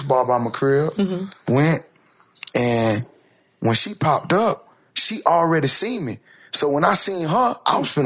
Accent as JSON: {"language": "English", "region": "Florida", "country": "United States", "said": "I'm from Florida."}